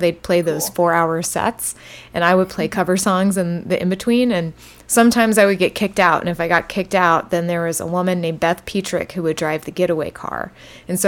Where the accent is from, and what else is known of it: Texas, United States; born or raised there